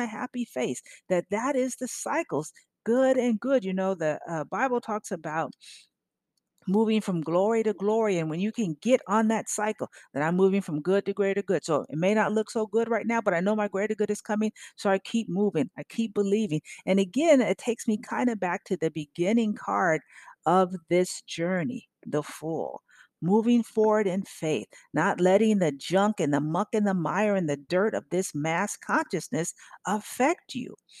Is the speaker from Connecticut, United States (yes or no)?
no; California, United States; now in Memphis, United States; when I grew up in Cali.